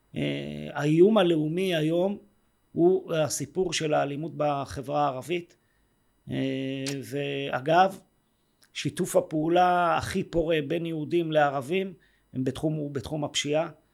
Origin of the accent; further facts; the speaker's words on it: Yehud, Central District, Israel; also born or lived in Jerusalem; גדלתי ביהוד אה, רוב השנים